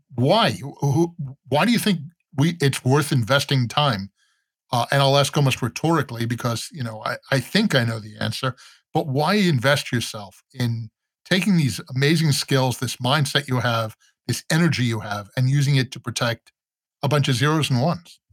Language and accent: English; New York, United States; I'm from New York